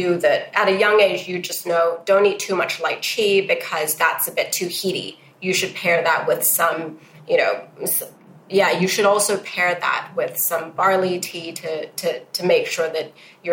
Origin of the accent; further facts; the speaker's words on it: Hong Kong; also born or lived in United States / New York; So I was brought up in Hong Kong and educated between Hong Kong and the US